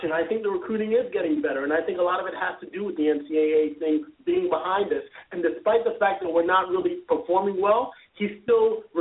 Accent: Broward County, Florida, United States; I grew up in Broward, man.

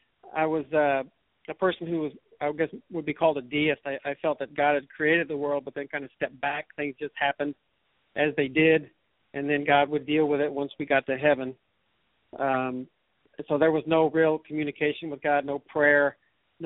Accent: New Braunfels, Texas, United States; I grew up in New Braunfels and graduated from New Braunfels High School in 1981.

